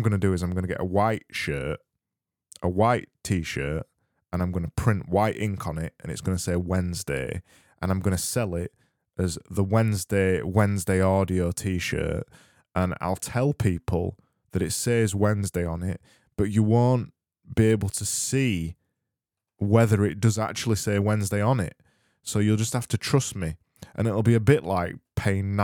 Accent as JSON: {"language": "English", "region": "Yorkshire and the Humber", "country": "United Kingdom", "accent": "Yorkshire", "said": "It's my Yorkshire accent"}